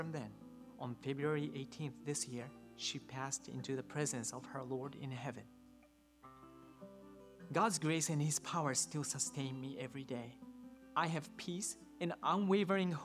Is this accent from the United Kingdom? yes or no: no; Japan; moved away as an adult; also born or lived in Lafayette, Indiana; I grew up in Japan for 20 years